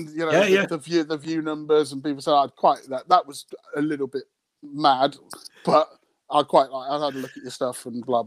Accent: United Kingdom; my British sense of humour

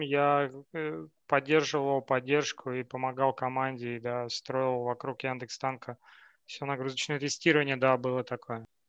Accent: Novokuznetsk, Kemerovo Oblast, Russia; moved away as an adult; also born or lived in Moscow, Russia; now in Portugal; я из Новокузнецка, у нас все замыкается вокруг горной э, промышленности

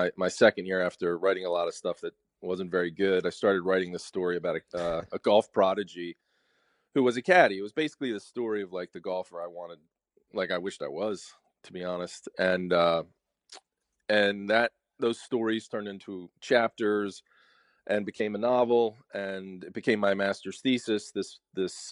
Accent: Media, Pennsylvania, United States; also born or lived in Philadelphia, United States / Devon, Pennsylvania, United States; I'm from Philadelphia, just outside of Philadelphia. I grew up in a place called Media, Pennsylvania

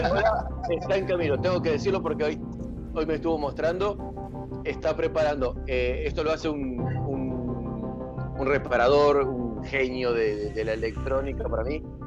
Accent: Argentina

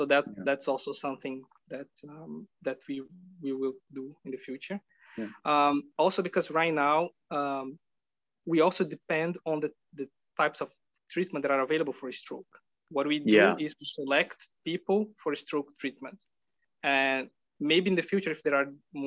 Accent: Brazil; moved away as an adult; now in Netherlands; I'm from Brazil

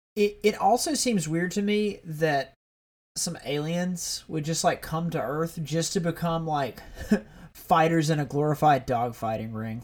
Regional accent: Alabama, United States; I'm from Alabama. I'm in, like, gun country.

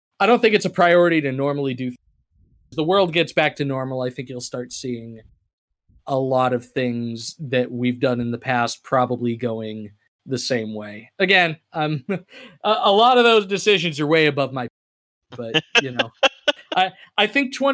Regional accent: Chelmsford, Massachusetts, United States; my hometown of Chelmsford, Massachusetts

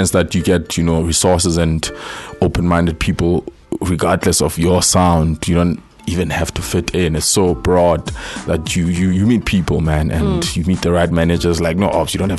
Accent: Lesotho; moved away as an adult; also born or lived in Free State, South Africa; now in Johannesburg, South Africa; I've always been living in Lesotho, Maputo

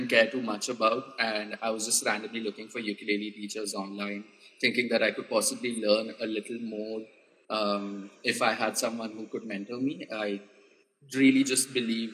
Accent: India; also born or lived in Pune; we as the Indian ukulele community

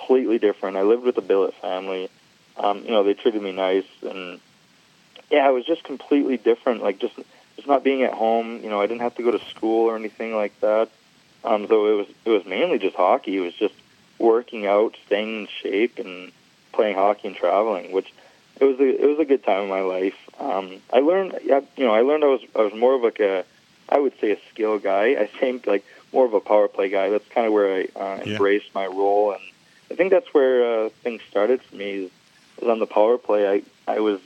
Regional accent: Michigan, United States

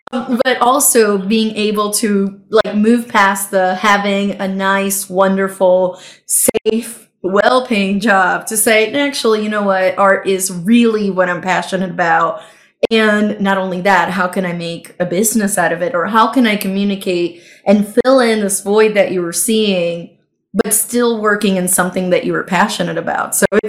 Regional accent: Puerto Rico; moved away; I grew up in Puerto Rico

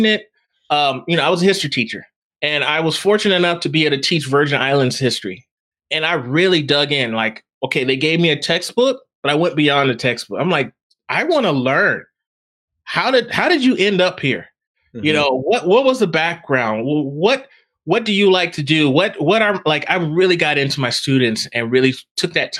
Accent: Texas, United States; moved away; I grew up in Texas

